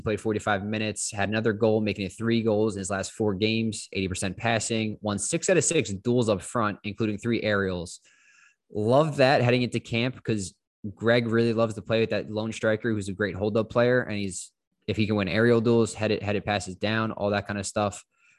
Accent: United States; I'm American. Uncultured.

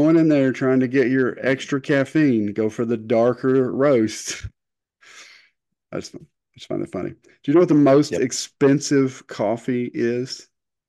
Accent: Eastern Kentucky, United States; I am country. I come from Eastern Kentucky.

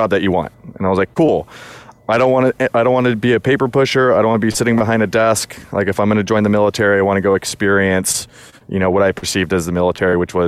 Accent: Southern California, United States; moved away as an adult; I was born in Southern California. I was born and raised there until I joined the Army

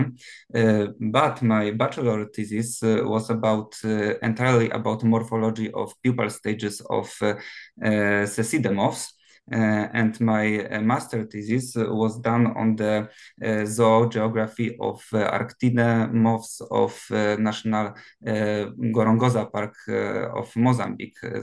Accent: Gniezno, Greater Poland, Poland; English is a second language; also born or lived in Promienko, Poland; now in Poznan, Poland; I'm not entirely from Poznan. I was born in Gniezno

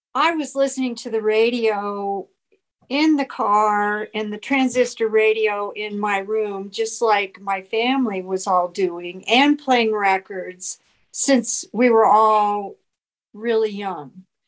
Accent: Phoenix, Arizona, United States; moved away as an adult; now in Prescott, United States; I was born in Phoenix, mm-hmm. grew up in Phoenix

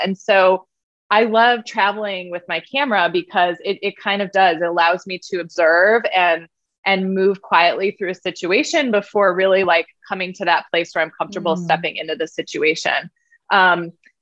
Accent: Michigan, United States; I grew up in Michigan

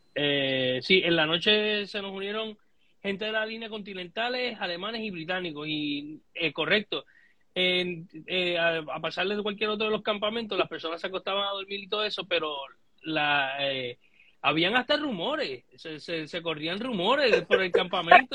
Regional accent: Puerto Rico; nosotros como puertorriqueños

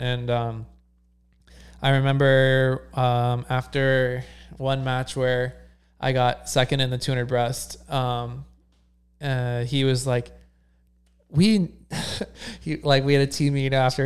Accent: near Cincinnati, Ohio, United States; I grew up in Ohio

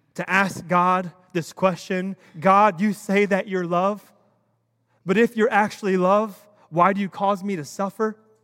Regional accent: United States; I'm an American. I was born and raised here

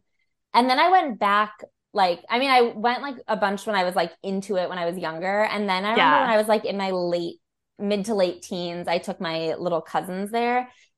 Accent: Chicago, Illinois, United States; I was from Chicago where we had like the American Girl doll store

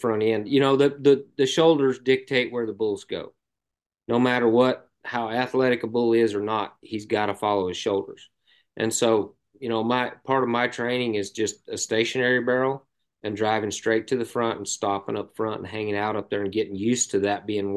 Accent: Arizona, United States; moved away; also born or lived in Lampasas, Texas; I grew up in Arizona

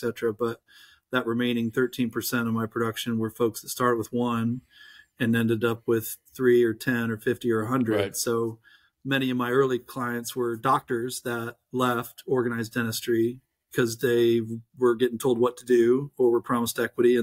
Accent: Houston, Texas, United States; my story started in Houston. I grew up in Houston

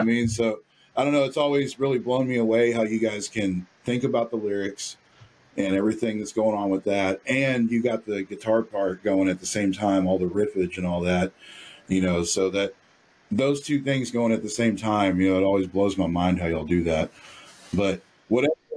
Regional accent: Dallas, Texas, United States; my hometown of Dallas, Texas

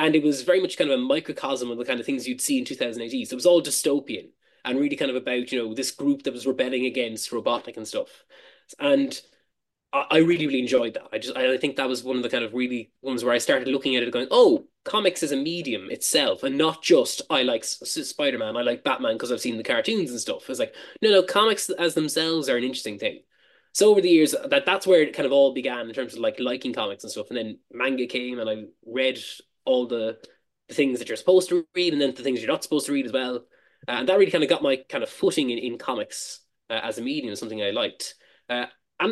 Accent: Cork, Munster, Ireland; moved away as an adult; now in Dublin, Ireland; I moved from my home town of Cork to Dublin

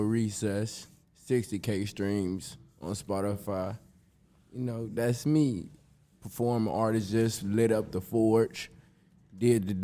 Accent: Chicago, Illinois, United States; I'm from the south side of Chicago

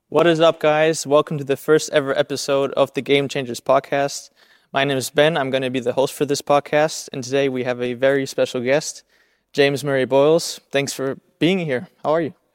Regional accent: Germany; I grew up here on the German side

